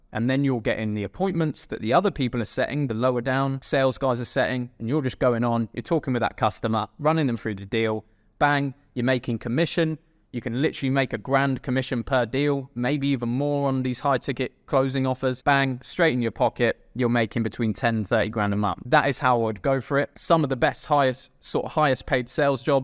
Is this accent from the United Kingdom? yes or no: yes; England, United Kingdom; I'm from England